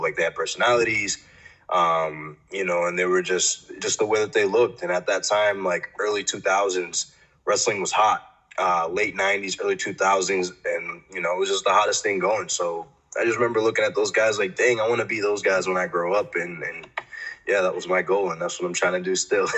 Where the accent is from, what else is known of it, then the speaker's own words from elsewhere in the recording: Framingham, Massachusetts, United States; I grew up about 40 minutes from Boston in a town it's called Framingham it's a city now but um, it's called Framingham and it's in Massachusetts